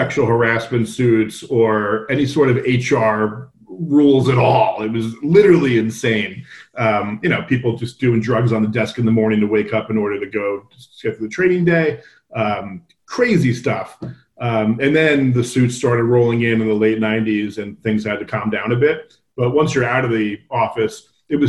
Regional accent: New Jersey, United States; I grew up on the East Coast in New Jersey

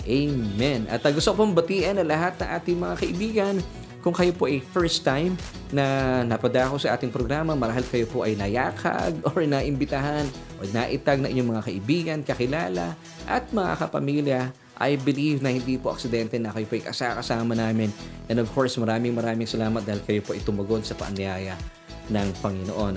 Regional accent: Philippines; ako bilang isang Pilipino

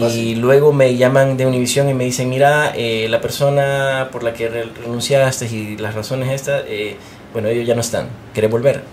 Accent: Honduras; moved away as an adult; now in United States; Yo soy hondureño

